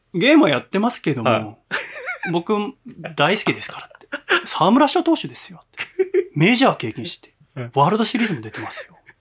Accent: Yokohama, Kanagawa, Japan; 私横浜出身

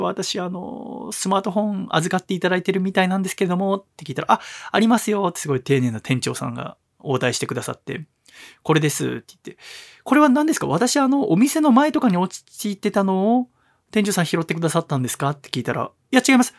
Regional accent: Tokyo, Japan; やっぱ江戸っ子ですよね。

